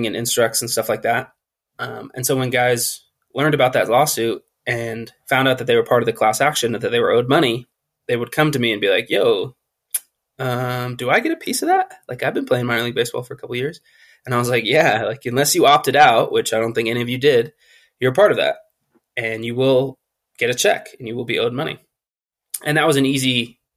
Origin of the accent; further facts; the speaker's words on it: California, United States; I was born and raised in California